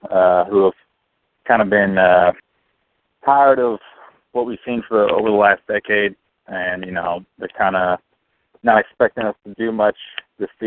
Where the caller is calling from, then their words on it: southeastern Connecticut, United States; calling out of uh, southeastern Connecticut.